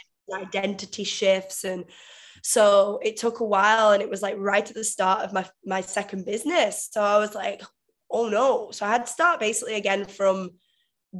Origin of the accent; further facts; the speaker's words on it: Manchester, North West England, United Kingdom; moved away as an adult; also born or lived in Vietnam; now in Bali, Indonesia; I'm actually from England originally, so Manchester in England, but I've been living in Asia for the past 5 years